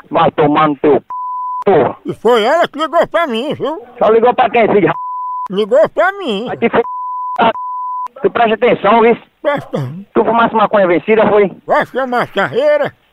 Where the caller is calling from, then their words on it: Montes Claros, Minas Gerais, Brazil; Alô, moção, somos aqui da cidade de Montes Claros